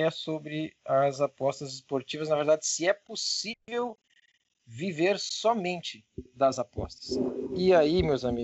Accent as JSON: {"language": "Portuguese", "country": "Portugal", "said": "É porque tá, a gente é de Portugal, né, cara?"}